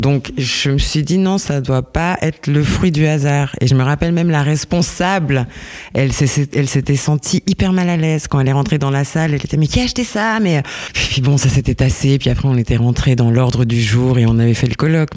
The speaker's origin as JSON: {"language": "French", "town": "Lausanne", "region": "Vaud", "country": "Switzerland", "said": "je viens de, je viens de Lausanne"}